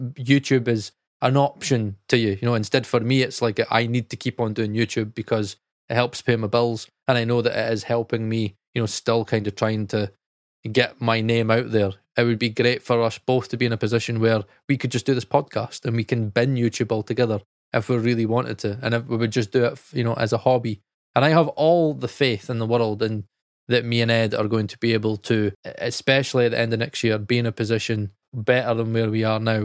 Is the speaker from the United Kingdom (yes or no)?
yes; United Kingdom; we're British